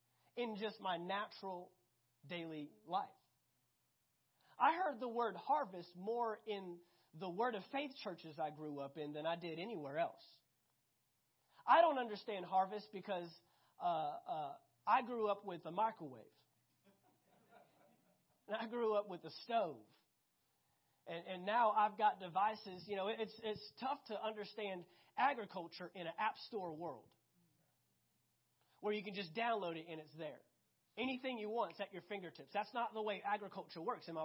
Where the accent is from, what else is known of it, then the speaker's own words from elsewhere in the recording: Fort Worth, Texas, United States; I grew up 10 minutes south of downtown Fort Worth.